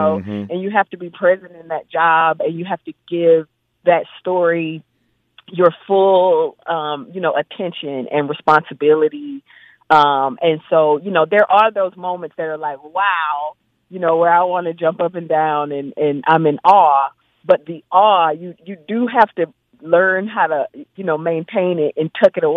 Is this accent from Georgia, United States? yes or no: yes; Macon, Georgia, United States; I'm sitting here now in Macon, Georgia on location of a show that I'm producing and directing. I grew up in Macon.